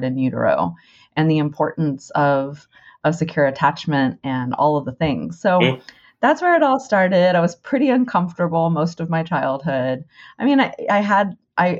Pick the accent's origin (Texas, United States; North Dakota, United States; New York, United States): Texas, United States; growing up in Texas